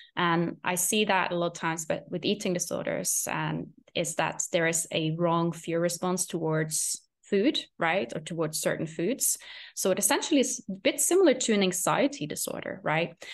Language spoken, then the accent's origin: English; Norway; English is a second language; moved away; I was in Norway at this point, which is my home country